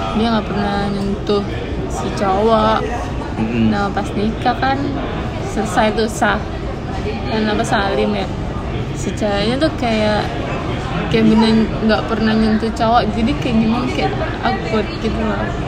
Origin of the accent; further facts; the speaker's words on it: Surabaya, East Java, Indonesia; moved away as an adult; now in Jakarta, Indonesia; aku asalnya dari Surabaya